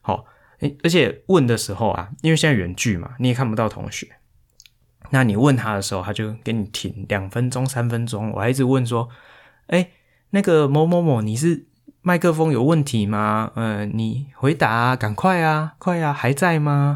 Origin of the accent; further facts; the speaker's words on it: Hualien, Hualien County, Taiwan; moved away; 其实我是花莲人嘛